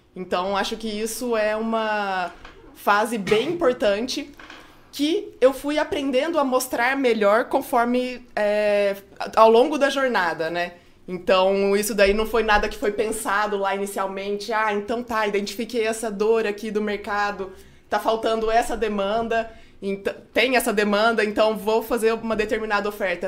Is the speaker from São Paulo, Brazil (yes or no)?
yes; Franca, São Paulo, Brazil; eu sou de Franca, né, no interior de São Paulo